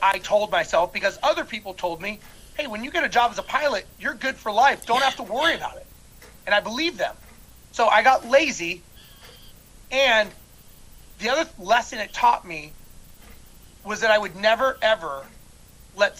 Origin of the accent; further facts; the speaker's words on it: Los Angeles, California, United States; now in Houston, United States; I currently live in Houston, Texas, and originally I was born and raised in Los Angeles